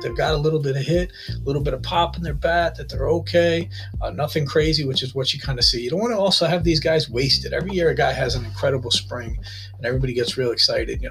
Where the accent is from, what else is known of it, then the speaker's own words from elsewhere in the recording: New York, United States; as a New Yorker